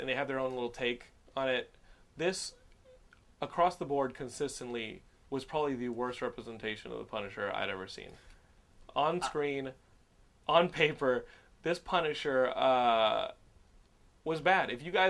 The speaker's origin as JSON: {"language": "English", "region": "Texas", "country": "United States", "said": "You gotta remember, I'm a Texan, so sometimes I just blur through."}